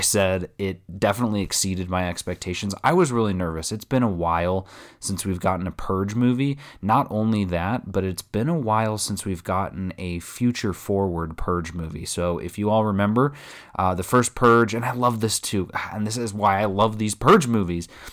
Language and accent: English; Texas, United States; I'm from Texas